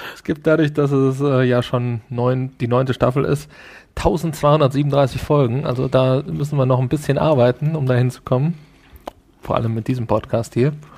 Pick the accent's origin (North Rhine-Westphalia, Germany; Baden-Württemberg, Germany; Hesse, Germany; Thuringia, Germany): North Rhine-Westphalia, Germany; Essen; Ich bin ja auch aus dem Ruhrgebiet. du erinnerst dich vielleicht, ich bin ja in Essen geboren